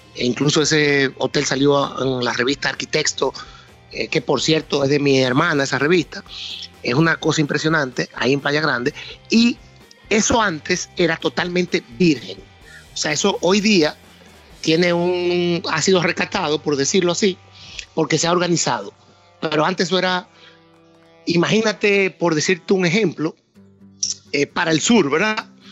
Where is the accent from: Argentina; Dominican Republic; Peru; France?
Dominican Republic; San Francisco de Macorís, Duarte; yo soy de San Francisco de Macorís. Mi padre tuvo fincas toda la vida, de cacao, de café, me, crié entre caballos